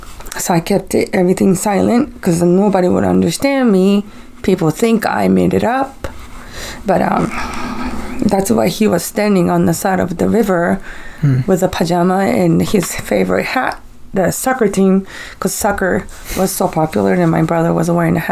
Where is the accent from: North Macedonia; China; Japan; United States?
Japan; So, I took my kids to Japan because that's where I'm from. So, I went to my hometown, my home.